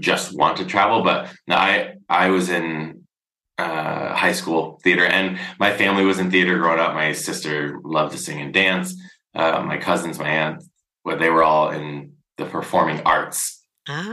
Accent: United States; moved away as an adult; now in Brussels, Belgium; as an American traveling abroad

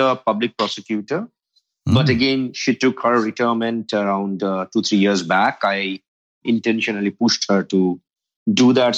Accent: India; I grew up completely in India, full-fledged Indian, homegrown man.

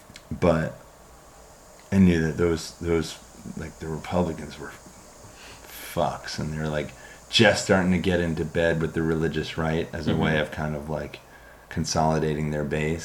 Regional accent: United States; moved away as an adult; now in Philadelphia, United States; we lived, like... A half an hour train ride from New York

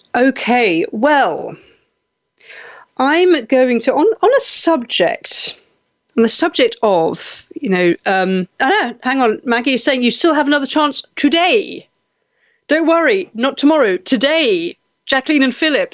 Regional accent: United Kingdom; I was, you know, a generation growing up in Britain, I moved away

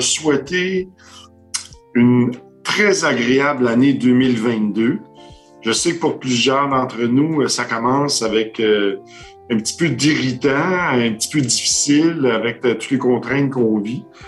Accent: Quebec, Canada; notre petit accent un petit peu comique

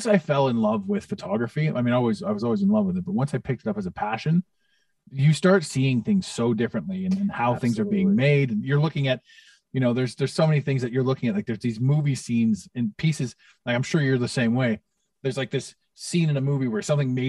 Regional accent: Toronto, Ontario, Canada; in Toronto, in my hometown

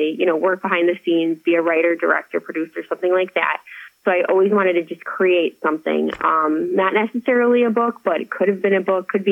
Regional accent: Chicago, Illinois, United States; I'm from Chicago

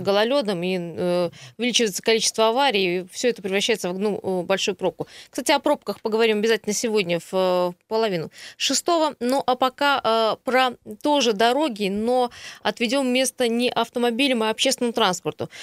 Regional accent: Krasnoyarsk, Krasnoyarsk Krai, Russia; сам как красноярец

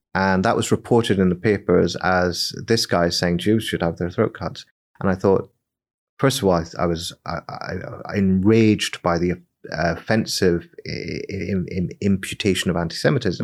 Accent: Northern Ireland, United Kingdom; I come from Northern Ireland

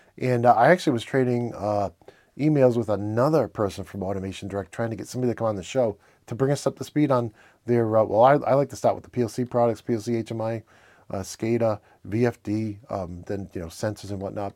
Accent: Northeastern, United States; accent: Northeastern; my Northeastern accent

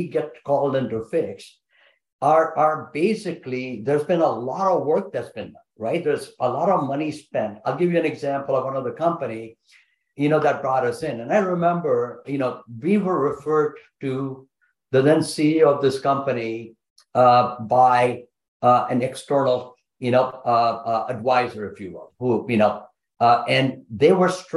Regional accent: India; I'm Indian, man. We got big families

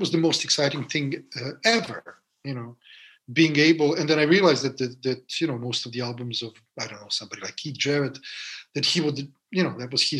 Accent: Belgrade, Serbia; moved away as an adult; now in France; growing up in Serbia, in Belgrade, in Yugoslavia.

